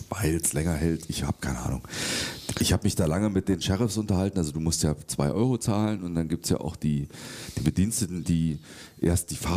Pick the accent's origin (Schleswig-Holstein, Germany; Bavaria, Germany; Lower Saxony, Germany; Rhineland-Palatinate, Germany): Schleswig-Holstein, Germany; bei uns nicht, bei uns in Schleswig-Holstein, aber in Hamburg gibt es ein Schokoladenmuseum.